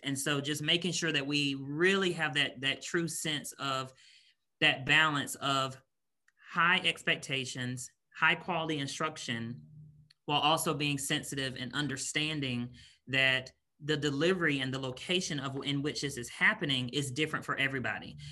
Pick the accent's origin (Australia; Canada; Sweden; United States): United States; Raleigh, North Carolina; moved away as an adult; also born or lived in Washington, D.C. area / Northern Virginia; now in Kentucky, United States; I'm originally from Raleigh, North Carolina. So, born and raised in North Carolina.